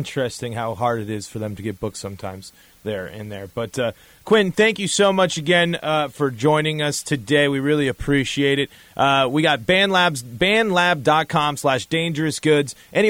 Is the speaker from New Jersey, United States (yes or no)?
no; Denver, Colorado, United States; Yeah, it happened in my hometown. It happened in Denver, too, where I'm from.